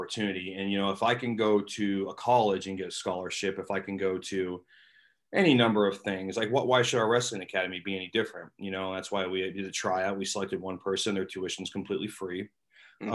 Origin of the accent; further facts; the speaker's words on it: Seattle, Washington, United States; now in St. Louis, United States; I'm not from St. Louis. I'm from Seattle.